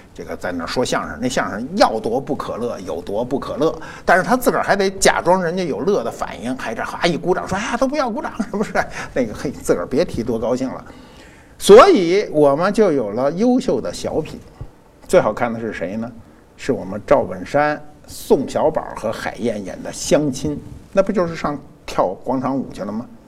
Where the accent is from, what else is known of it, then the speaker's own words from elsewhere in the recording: PLA 301 Hospital, Beijing, China; 我生在中国人民解放军三零幺医院，嗯，啊，六十年前，啊，六十一年前，我生在，生在这儿了